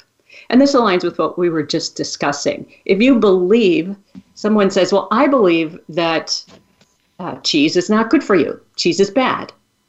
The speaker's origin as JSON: {"language": "English", "region": "Wisconsin", "country": "United States", "tie": "born or raised there", "said": "I grew up in Wisconsin. I grew up eating cheese."}